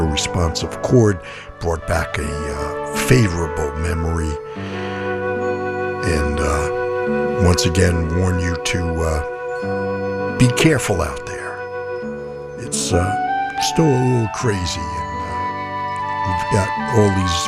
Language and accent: English; New York City, New York, United States; Almost my neighborhood band growing up in Lower Manhattan.